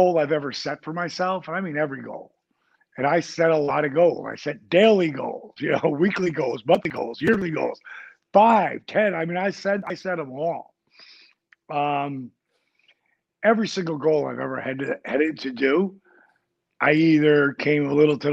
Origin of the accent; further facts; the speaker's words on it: New Jersey, United States; I grew up in Jersey.